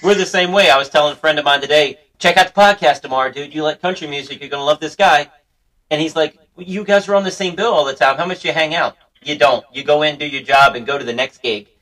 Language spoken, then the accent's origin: English; Ruckersville, Virginia, United States; From my hometown in Greene County, Ruckersville, Virginia